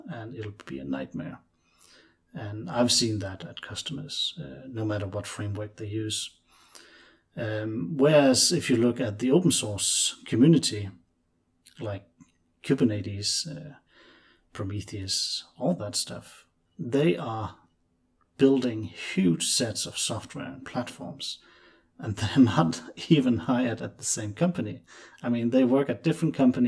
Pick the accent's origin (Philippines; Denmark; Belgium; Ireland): Denmark; I'm from Denmark.